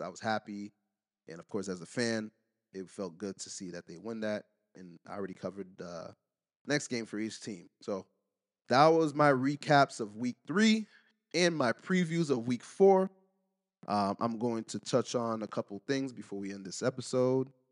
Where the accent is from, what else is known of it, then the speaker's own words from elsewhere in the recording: United States; I'm American